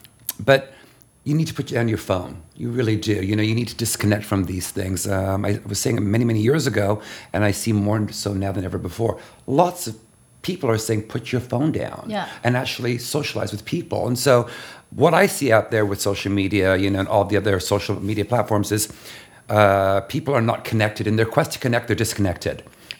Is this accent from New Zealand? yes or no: no; Canada; also born or lived in London / Toronto, Canada / Los Angeles, United States / China; now in New York, United States; growing up in Canada